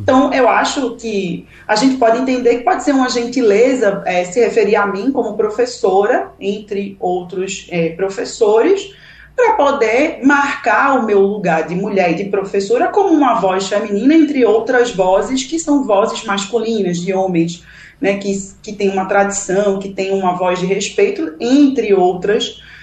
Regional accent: Recife, Pernambuco, Brazil; moved away as an adult; now in Ceará, Brazil; pernambucana recifense

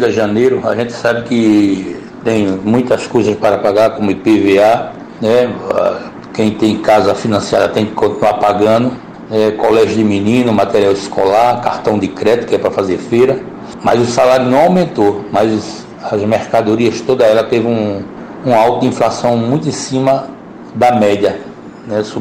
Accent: Northeast Region, Brazil; Estou falando como nordestino.

